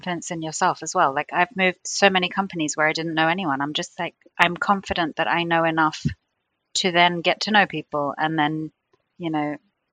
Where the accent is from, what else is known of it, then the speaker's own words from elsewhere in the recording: Greece; moved away as an adult; also born or lived in London, United Kingdom / United Arab Emirates; now in New Jersey, United States; moved back to Greece, which is my home country